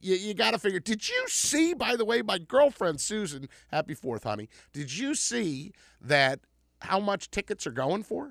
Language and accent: English; Plymouth Meeting, Pennsylvania, United States; I grew up in Plymouth Meeting, Pennsylvania